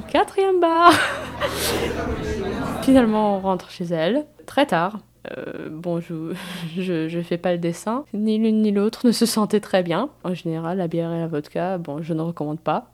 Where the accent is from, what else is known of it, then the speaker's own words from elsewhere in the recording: United States; Je suis née, j'ai grandi et j'habite aux États-Unis